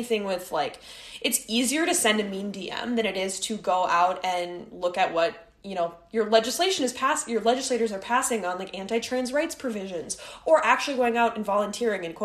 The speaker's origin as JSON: {"language": "English", "region": "Midwest", "country": "United States", "moved": "as an adult", "lives_now": "New York, United States", "said": "We're from the Midwest."}